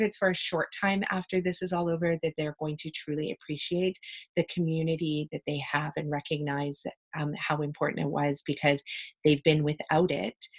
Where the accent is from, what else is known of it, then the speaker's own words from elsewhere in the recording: West Coast of BC, British Columbia, Canada; growing up on the West Coast of BC